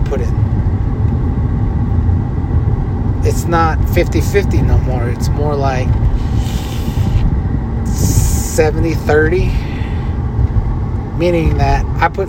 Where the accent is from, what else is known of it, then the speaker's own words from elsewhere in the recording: Leupp, Arizona, United States; now in Flagstaff, United States; I grew up in Loop, Arizona